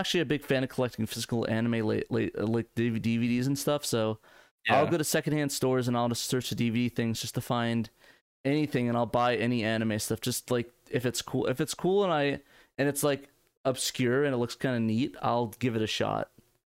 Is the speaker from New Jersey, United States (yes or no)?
yes; New Jersey, United States; moved away; When I moved from Jersey to Arizona, we had to do a drive. It was like a 3-day drive.